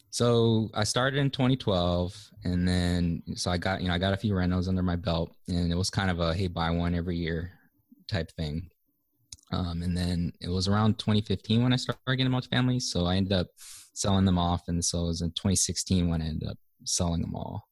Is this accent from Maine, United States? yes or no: no; Hawaii, United States; moved away as an adult; grew up and was, was born and raised in Hawaii